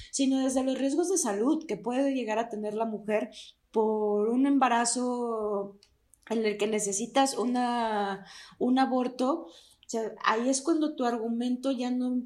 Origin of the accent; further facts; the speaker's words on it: Durango, Mexico; yo también soy de Durango, pero no vivo en Durango